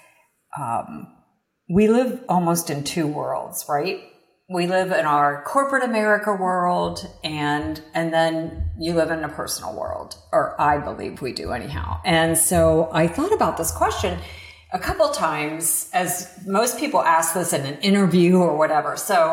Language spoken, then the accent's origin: English; outside of Pittsburgh, Western Pennsylvania, United States; now in Florida, United States; I'm from Western Pennsylvania, actually, outside of Pittsburgh. And so I grew up in a very small rural town